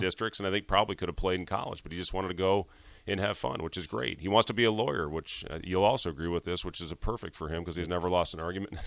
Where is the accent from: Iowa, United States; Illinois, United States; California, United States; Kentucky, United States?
Iowa, United States; Ames; also born or lived in Lincoln, Nebraska; So I was born in Lincoln. Um, I was two years old when I moved to Ames, and you know that's really what I, I considered my home